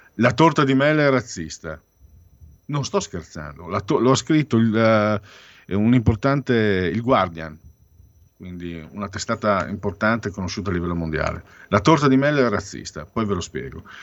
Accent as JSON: {"language": "Italian", "region": "Friuli-Venezia Giulia", "country": "Italy", "said": "vengo dalla provincia del Friuli"}